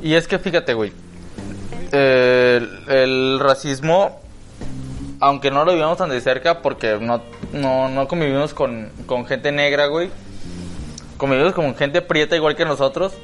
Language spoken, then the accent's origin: Spanish; Chiapas, Mexico; now in Guadalajara, Mexico; Yo vengo de Chiapas